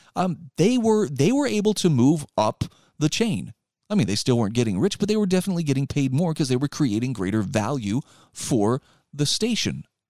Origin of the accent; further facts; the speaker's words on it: Utah, United States; My home state of Utah